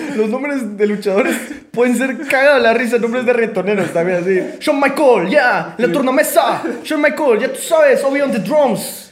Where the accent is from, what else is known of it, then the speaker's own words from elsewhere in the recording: Guatemala; como guatemaltecos